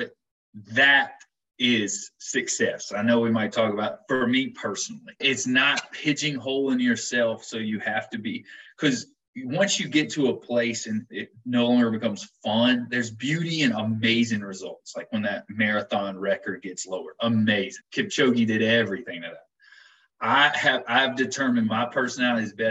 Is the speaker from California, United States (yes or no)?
no; Ware Shoals, South Carolina, United States; moved away as an adult; also born or lived in England; now in West Coast, United States; I'm from Waterloo and Ware Shoals. That's hometown